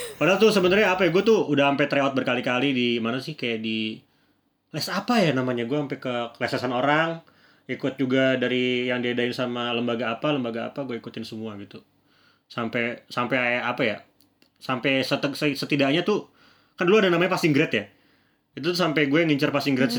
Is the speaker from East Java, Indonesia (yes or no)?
no; Bekasi, West Java, Indonesia; gue dari Bekasi dari Jawa Barat